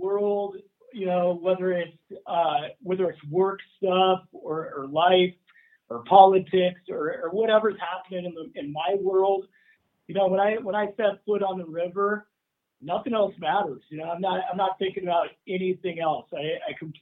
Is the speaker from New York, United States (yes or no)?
no; Oregon, United States; growing up in Oregon